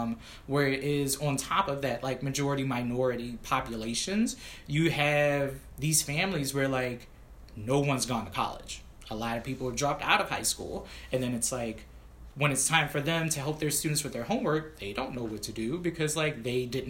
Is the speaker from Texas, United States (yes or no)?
no; Washington, District of Columbia, United States; moved away; also born or lived in Prince George's County, Maryland; I grew up in Southeast DC, which again is the reason why my family was like, nope, let's move to PG County.